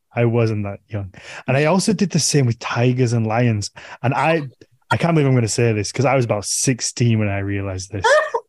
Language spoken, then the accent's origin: English; Yorkshire and the Humber, United Kingdom; Me, I'm from Yorkshire in England.